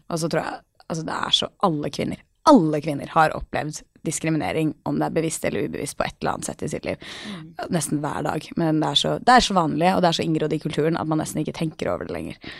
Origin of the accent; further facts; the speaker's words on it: Norway; also born or lived in New York, United States; jeg jo norsk